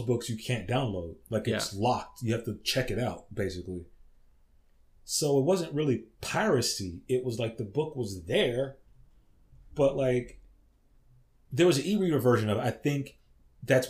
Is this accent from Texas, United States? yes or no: yes; Texas, United States; I grew up in Texas